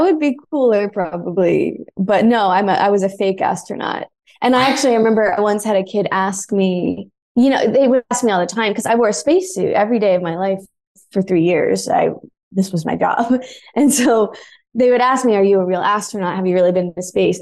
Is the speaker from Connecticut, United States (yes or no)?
no; Atlanta, Georgia, United States; moved away as an adult; also born or lived in Boston / New York; now in Los Angeles, United States; I grew up in Atlanta, but then I went to college elsewhere in Georgia